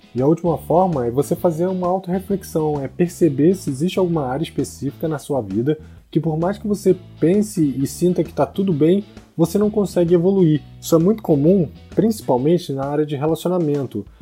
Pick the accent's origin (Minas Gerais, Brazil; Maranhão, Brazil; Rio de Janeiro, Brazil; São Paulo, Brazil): Rio de Janeiro, Brazil; Porque eu sou solteiro, porque eu sou brasileiro, porque eu sou carioca, porque eu não falo inglês